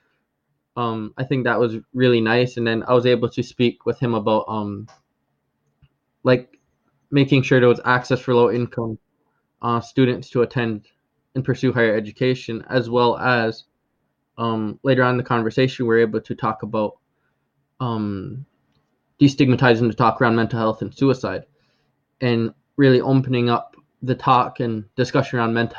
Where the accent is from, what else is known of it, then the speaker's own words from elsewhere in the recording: Akwesasne, New York, United States; I'm from the Akwesasne community, which actually straddles the U.S.-Canadian border, with it residing in New York State, as well as the province of Ontario and the province of Quebec.